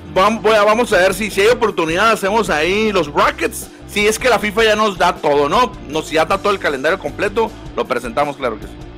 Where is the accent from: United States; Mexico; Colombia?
Mexico; como mexicanos